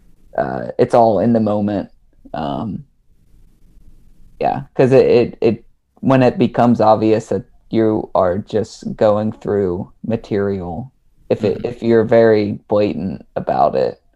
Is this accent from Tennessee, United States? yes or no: yes; East Tennessee, United States; moved away as an adult; also born or lived in Salt Lake City, Utah; now in Austin, United States; I was a theater kid growing up in East Tennessee